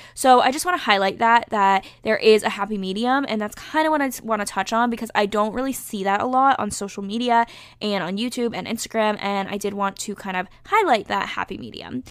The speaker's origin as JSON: {"language": "English", "region": "North Carolina", "country": "United States", "tie": "born or raised there", "moved": "yes", "said": "my home state, which is North Carolina"}